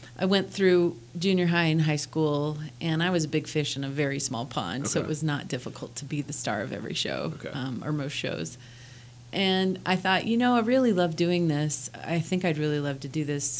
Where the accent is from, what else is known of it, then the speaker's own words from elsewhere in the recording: Western Colorado, United States; moved away as an adult; also born or lived in Denver, Colorado; I grew up in Western Colorado.